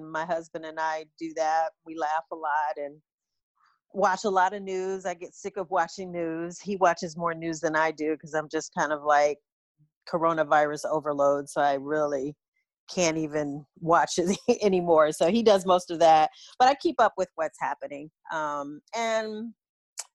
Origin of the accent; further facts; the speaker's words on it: Detroit, Michigan, United States; moved away as an adult; also born or lived in Brooklyn, New York; now in Los Angeles, United States; I was born in Brooklyn, grew up in Detroit